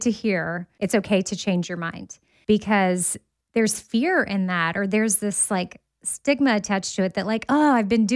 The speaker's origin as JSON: {"language": "English", "town": "Austin", "region": "Texas", "country": "United States", "tie": "born or raised there", "said": "I went to Texas A&M, but I grew up in Austin"}